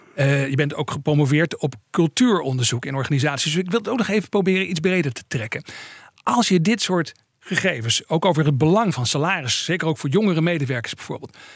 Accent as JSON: {"language": "Dutch", "country": "Netherlands", "said": "als Nederlanders"}